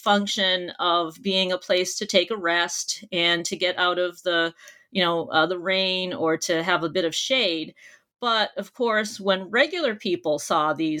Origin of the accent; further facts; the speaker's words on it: near Boston, Massachusetts, United States; I grew up near Boston, Massachusetts, and I did all of my schooling there as well